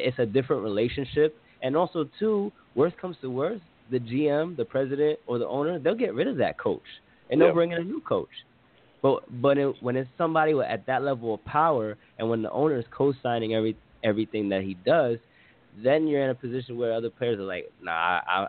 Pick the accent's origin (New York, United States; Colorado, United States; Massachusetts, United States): New York, United States; New York City; I'm a New Yorker